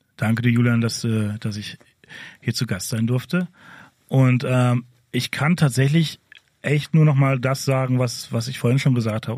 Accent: Ruhr area, North Rhine-Westphalia, Germany; ich komme aus dem Ruhrgebiet

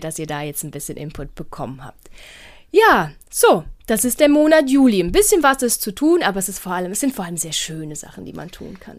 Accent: Portugal; moved away; in meinem Heimatland in Portugal

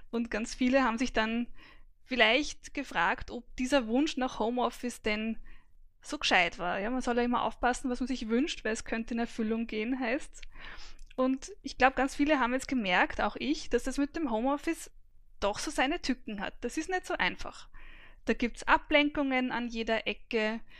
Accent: Vienna, Austria; Mein Alter ist 45. Ich bin geboren und aufgewachsen in Wien.

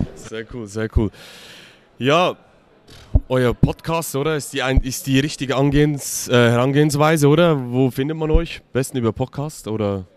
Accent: Switzerland; für mich als Schweizer

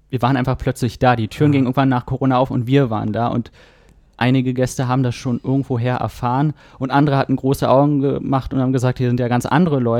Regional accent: Berlin, Germany; now in Hamburg, Germany; Ja, das stimmt. Wir kommen aus Berlin.

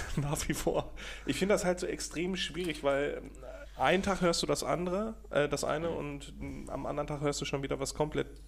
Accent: Austria; Äh, Digga, ich bin Österreicher.

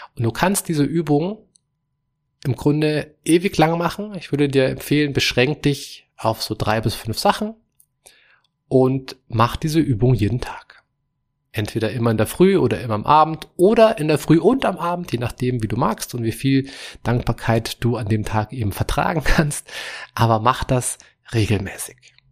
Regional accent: Germany; bei uns hier in Europa, wie bei uns in Deutschland

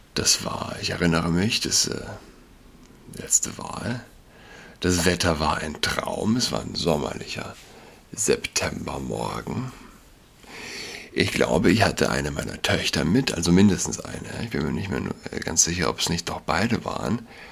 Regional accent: Germany

